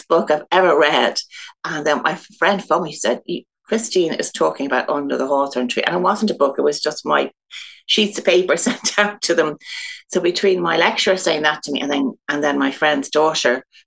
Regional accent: Dublin, Leinster, Ireland; I'm from Dublin. I grew up in Goatstown, and actually I'm not living too far from that still.

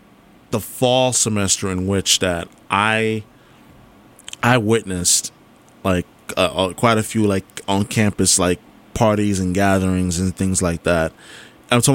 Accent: New York, United States; moved away as an adult; also born or lived in New Jersey; now in Boston, United States; Born and raised in New York. Went to college there.

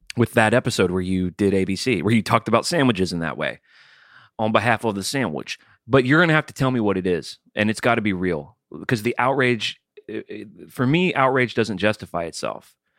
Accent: Alabama, United States; I'm from Alabama

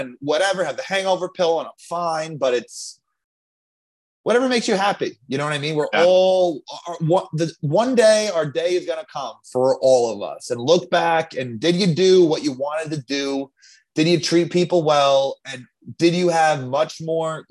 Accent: Long Island, New York, United States; I'm from Long Island

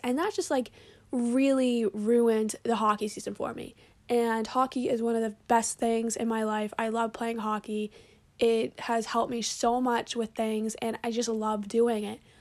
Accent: Braintree, Massachusetts, United States; I'm from Braintree, which is pretty good at lacrosse

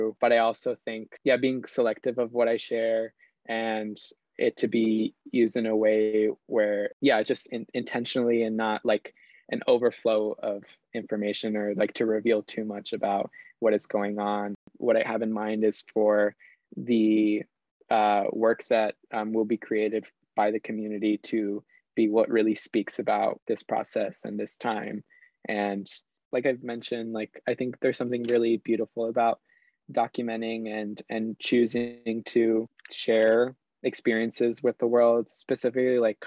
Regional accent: Dover, New Jersey, United States; also born or lived in Armenia, Colombia; here in my hometown of Dover, New Jersey

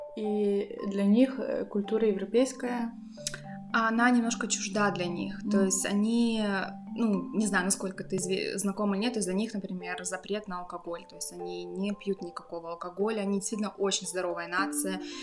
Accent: Krasnoyarsk, Krasnoyarsk Krai, Russia; moved away as an adult; also born or lived in Saint Petersburg, Russia; now in Berlin, Germany; Я родом из Сибири, сибирячка Родилась э, в Красноярске

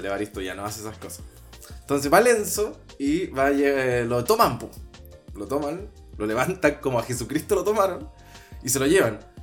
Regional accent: Maipú, Santiago Metropolitan Region, Chile; yo soy de Maipú, entonces y casi todo era campo

